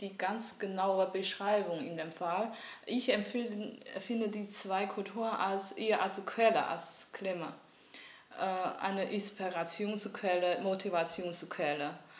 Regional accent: on the border with North Korea, Liaoning, China; German is a second language; moved away as an adult; also born or lived in Germany; now in Düsseldorf, Germany; im 70er Jahren also an der Grenze zu Nordkorea geboren und nach meinem Kunststudium an der China Academy of Fine Arts bin ich nach Deutschland gekommen

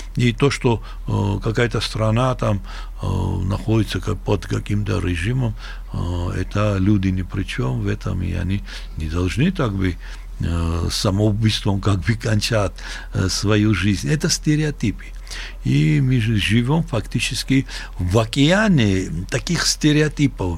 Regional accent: Sukhumi, Abkhazia, Georgia; now in Tbilisi, Georgia; мы увидели настоящую войну в нашем городе, где уже э, фронт проходил, известная река Гумиста

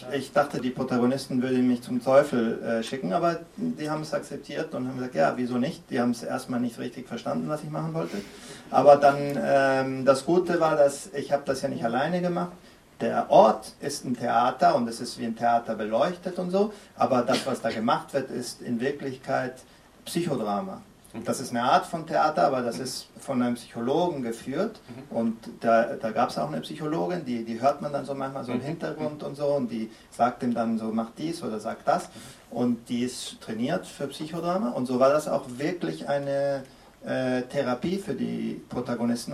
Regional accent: Venezuela; ich bin in Venezuela geboren und aufgewachsen

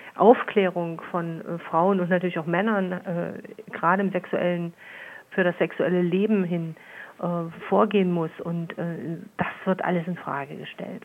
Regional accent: Saxony, Germany; bei uns in Sachsen

